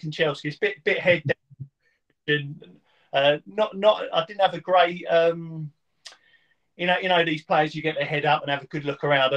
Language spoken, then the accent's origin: English; Witham, East of England, United Kingdom; also born or lived in Maldon / Braintree; I was born in Maldon. My parents had moved from London to Witham. Mm-hmm. So the first 10 years of my life, I lived in Witham